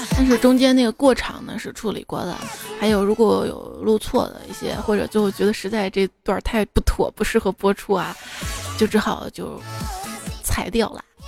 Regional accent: northern China, China; 作为一个北方人

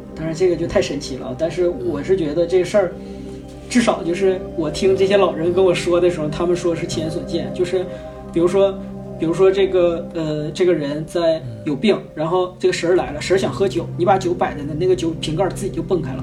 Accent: Northeast China, China; accent: Northeastern (Dongbei) dialect; 我们东北话

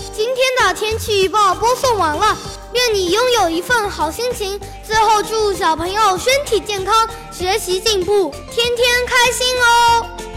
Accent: China; 我们中国人

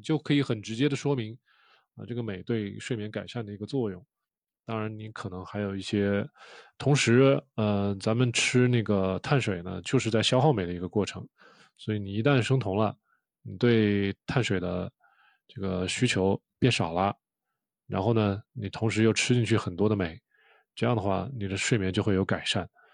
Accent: China; 我们中国人

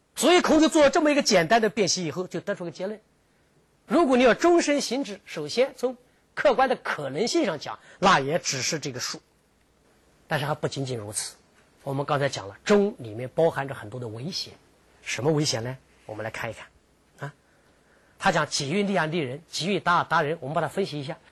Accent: southern China, China; moved away; 我曾经在北方生活了很长一段时间，我是南方长大的，我喜欢吃米饭

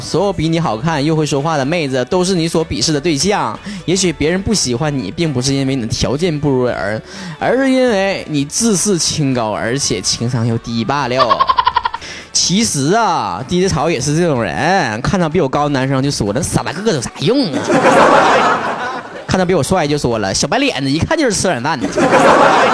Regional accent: Northeast China, China; accent: Northeastern Mandarin (Dongbei); 我们东北话

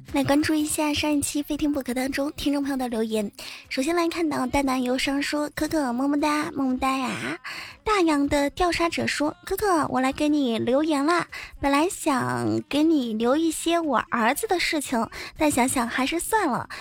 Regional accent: China; 我们中国人别的不会，吃倒是挺在行的

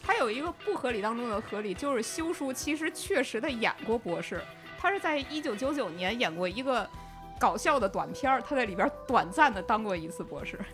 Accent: Beijing, China; accent: Beijing dialect; 我说的是北京方言

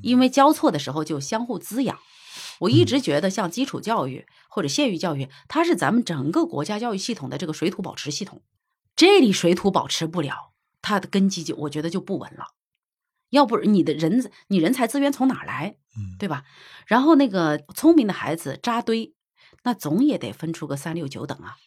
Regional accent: China; 我们中国人一直在这个方面是孜孜不倦地在那追求

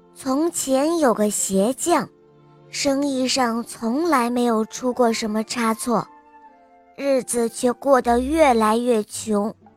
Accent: Berlin, Germany; 我今年六岁了，我来自德国柏林

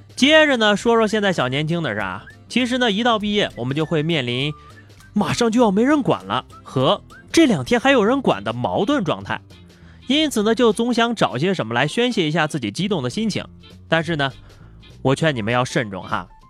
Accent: China; 作为一个中国人

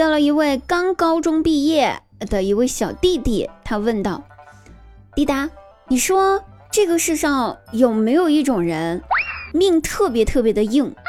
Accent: southern China, China; 作为南方人的我也想问问

